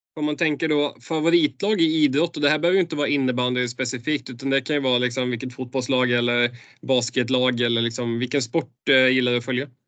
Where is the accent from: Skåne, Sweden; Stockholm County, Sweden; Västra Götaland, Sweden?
Västra Götaland, Sweden; Borås; jag kommer ner från Borås-trakten där